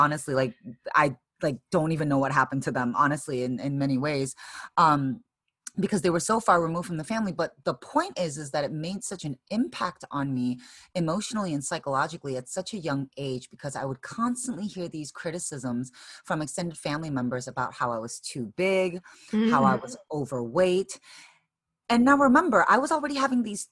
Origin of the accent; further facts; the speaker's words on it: Chicago, Illinois, United States; moved away as an adult; now in San Francisco, United States; So I'm Korean American, originally born and raised in Chicago